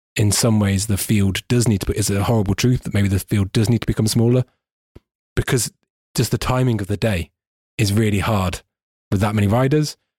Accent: United Kingdom; I'm a British person

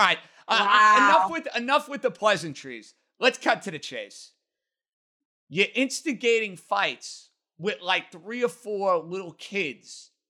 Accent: New York City, New York, United States; born or raised there

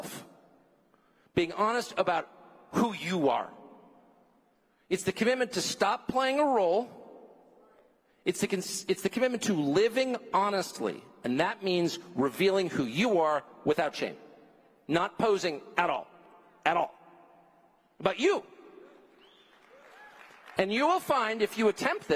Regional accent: Southern California, United States; I grew up in Southern California

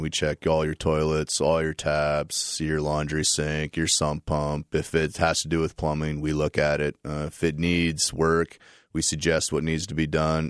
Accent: New Liskeard, Ontario, Canada; now in London, Canada; I'm from Northern Ontario. I was, uh, born and raised in New Liskeard, uh, moved here around nineteen ninety-eight

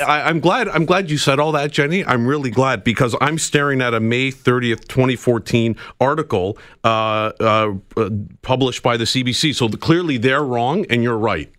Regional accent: Canada; as a Canadian traveling to the U K

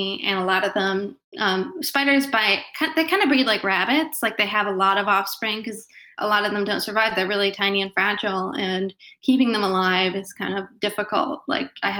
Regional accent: the South, United States; I'm from the South, so I've gotten bitten by fire ants.

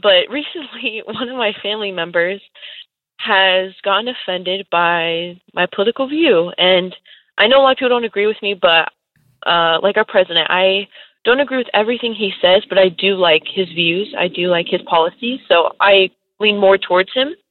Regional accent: California, United States; I was born and raised in California

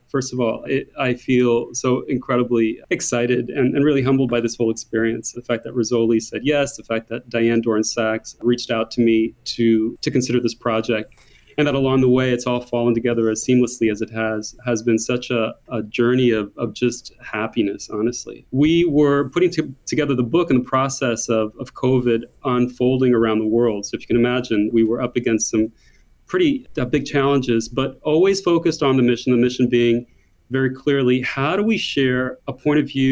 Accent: United States; accent: thick American; moved away as an adult; now in Paris, France; as an American living in Paris

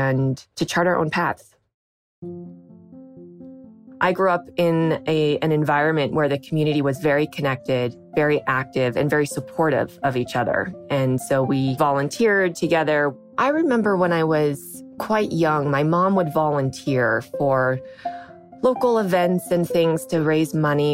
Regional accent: Sierra City, California, United States; moved away; also born or lived in New York; I grew up in Northern California. My parents, when they were younger, decided to build a log cabin in the mountains near a town called Sierra City in Northern California. And so that's where I grew up

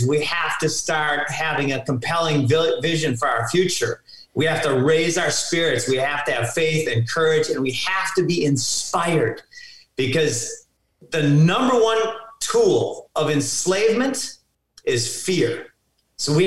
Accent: Minnesota, United States; I grew up in Minnesota, suburb kid, just a standard house

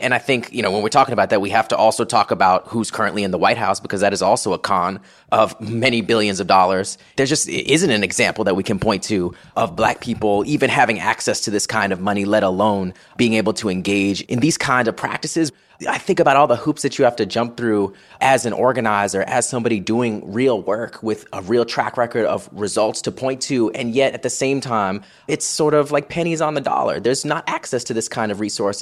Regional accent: Florida, United States; also born or lived in Long Island, New York; I was born in Long Island, moved down to Florida when I was just one years

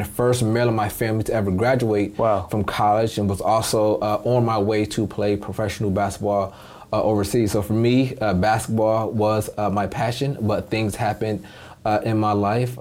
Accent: Detroit, Michigan, United States; also born or lived in Hartford, Connecticut; I spent most of my childhood in Detroit, Michigan

